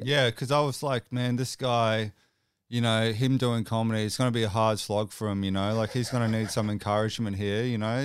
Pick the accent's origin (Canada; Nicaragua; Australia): Australia; Brisbane, Queensland; I'm actually from Brisbane